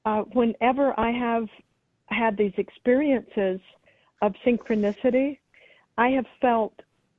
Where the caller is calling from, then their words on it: Los Angeles, California, United States; I'm calling from Hollywood, California.